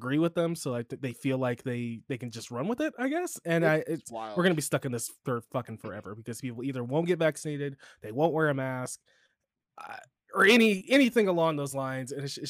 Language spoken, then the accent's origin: English; Chicago, Illinois, United States; accent: Chicago; My Chicago accent only comes out like when I'm drunk for the most part, or like when I'm really mad.